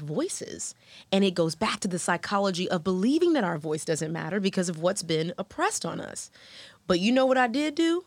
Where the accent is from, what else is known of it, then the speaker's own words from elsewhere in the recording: Houston, Texas, United States; moved away as an adult; now in Atlanta, United States; Black American woman who grew up in Houston with a super diverse crowd